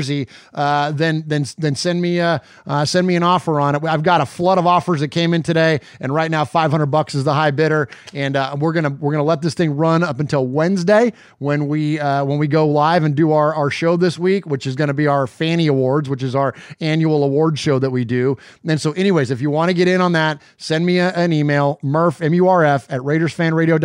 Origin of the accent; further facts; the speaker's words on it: Bay Area, California, United States; moved away as an adult; now in Nashville, United States; I'm originally from the Bay Area, spent the majority of my life there